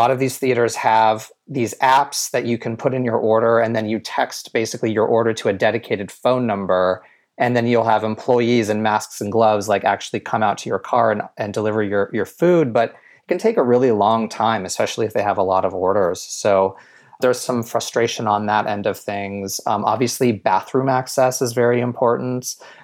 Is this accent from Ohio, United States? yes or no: no; Ventura, California, United States; There used to be one in the town that I grew up in Ventura, which is about an hour north of LA.